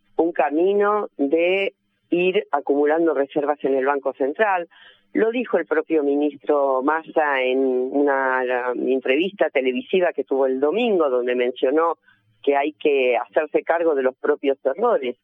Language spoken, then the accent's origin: Spanish; Argentina